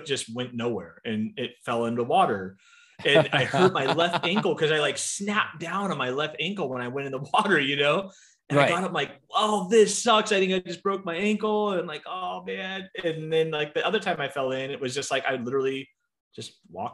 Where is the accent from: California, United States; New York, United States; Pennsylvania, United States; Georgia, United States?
California, United States; San Diego; moved away as an adult; now in Phoenix, United States; I born and raised in San Diego.